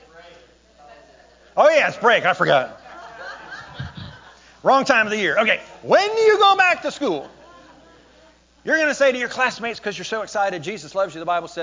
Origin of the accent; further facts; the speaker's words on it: United States; I'm from America